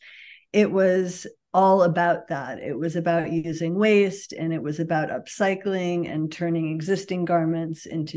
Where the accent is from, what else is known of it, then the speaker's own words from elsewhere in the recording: Buffalo, New York, United States; moved away as an adult; I am originally from Buffalo, New York. I grew up there